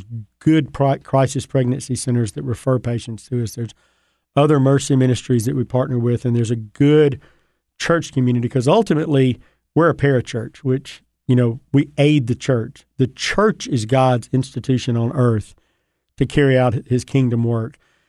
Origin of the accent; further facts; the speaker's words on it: Mississippi, United States; You know, I grew up in North Mississippi.